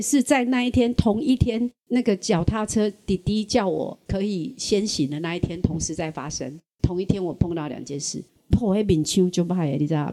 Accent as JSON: {"language": "Chinese", "region": "southern Taiwan", "country": "Taiwan", "said": "我们南部人"}